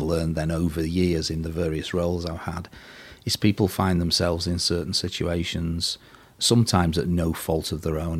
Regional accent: Burtonwood, North West England, United Kingdom; also born or lived in Liverpool; I was born in Burton Wood, little village somewhere between Liverpool and Warrington. And I went to school at St Vincent's School for the Blind in Liverpool

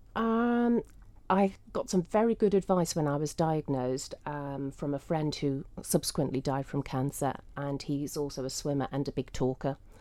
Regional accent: Isle of Man; growing up in the Isle of Man

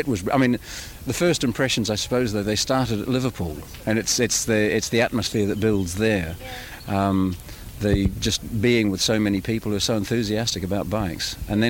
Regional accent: New Zealand; now in Malmesbury, United Kingdom; I'm living in Malmesbury, Wiltshire, but I'm from New Zealand.

